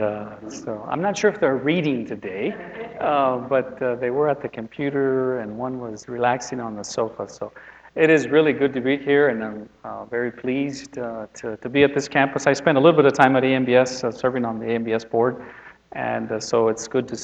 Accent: South Texas, United States; now in Goshen, United States; I grew up in South Texas, Mexican-American, third generation

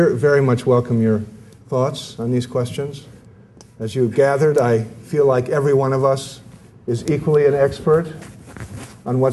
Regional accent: United States; I'm an American, I'm a Catholic

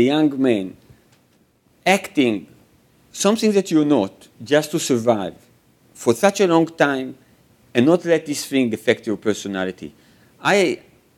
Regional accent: Israel; growing up in Israel and being the son of a Holocaust survivor

